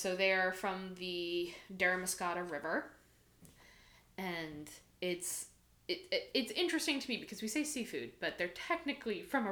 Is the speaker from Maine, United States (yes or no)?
yes; Old Orchard Beach, Maine, United States; I grew up in Old Orchard